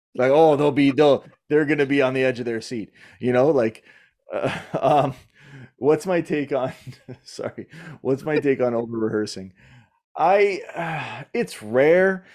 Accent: Canada; I'm Canadian

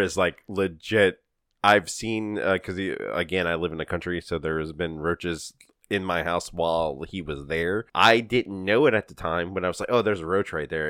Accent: Louisiana, United States; We're from Louisiana

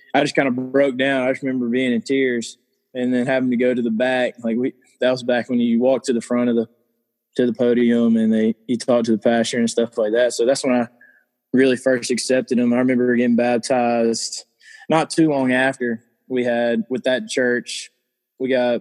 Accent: Hattiesburg, Mississippi, United States; I grew up right here in Hattiesburg

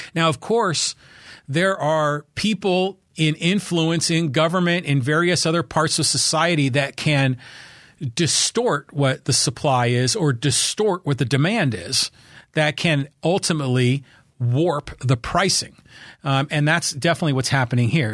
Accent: Bay Area, California, United States; now in Poway, United States; I grew up in the Bay Area

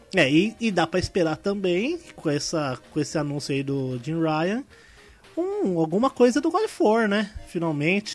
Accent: Ferraz de Vasconcelos, São Paulo, Brazil; sou de Ferraz de Vasconcelos

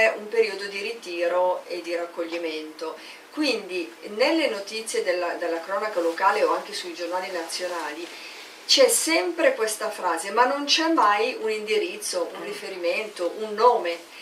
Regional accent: Milan, Lombardy, Italy; Io sono di Milano, provincia di Milano

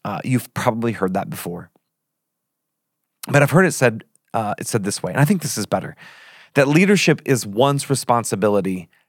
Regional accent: Australia; I'm from Australia. Like, I put R's in my A's.

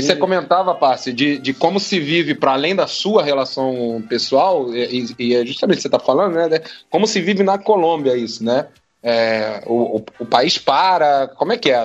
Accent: Brazil; moved away as an adult; also born or lived in Mexico; now in Buenos Aires, Argentina

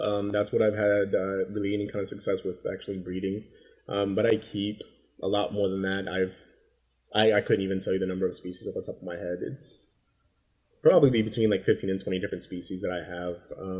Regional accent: San Antonio, Texas, United States; And where I grew up in San Antonio, our house, I grew up on, I'm an Air Force brat, so I grew up in the Air Force

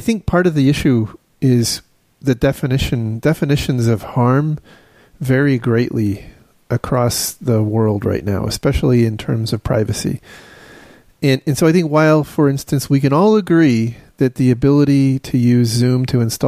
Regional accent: United States; as an American

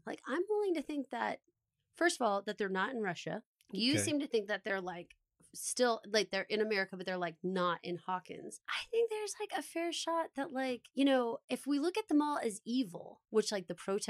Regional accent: Australia; But I'm an Aussie girl. Always have been.

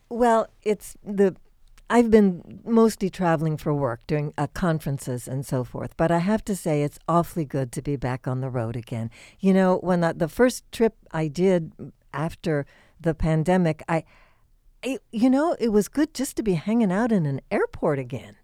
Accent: Indiana, United States; I grew up in Indiana

